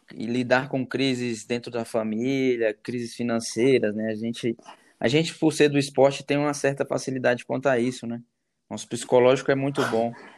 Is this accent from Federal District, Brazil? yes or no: yes; Brasília, Federal District, Brazil; sou de Brasília, sou nascido aqui em Brasília, resido aqui.